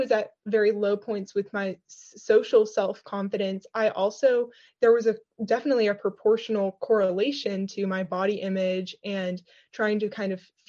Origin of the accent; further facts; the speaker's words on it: Nashville, Tennessee, United States; I'm from Nashville, Tennessee